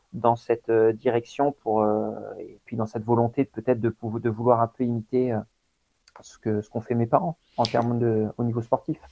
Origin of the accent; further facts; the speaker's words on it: Coutances, Normandy, France; je suis né en Normandie, hein, à Coutances, dans la Manche. Et euh, donc mon père était vraiment investi dans le sport. Et du coup, c'est vrai que depuis, depuis tout petit, j'ai été baladé sur les, sur les, scènes sportives